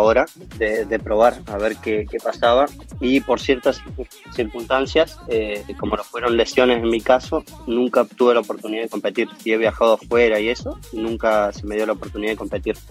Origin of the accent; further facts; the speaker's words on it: Río Grande, Tierra del Fuego, Argentina; moved away as an adult; now in Córdoba, Argentina; Soy de Tierra del Fuego, eh, en Río Grande